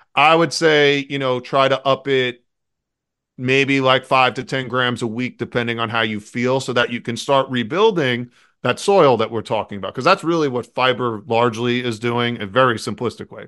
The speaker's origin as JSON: {"language": "English", "town": "New York City", "region": "New York", "country": "United States", "tie": "born or raised there", "said": "I grew up and lived in New York City."}